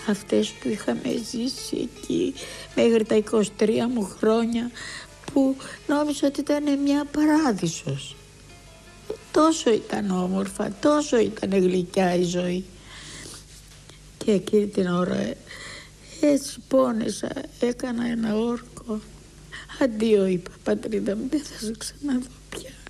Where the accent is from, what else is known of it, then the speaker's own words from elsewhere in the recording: Urla, İzmir, Turkey; moved away as an adult; και είδα την πατρίδα μου και εγώ.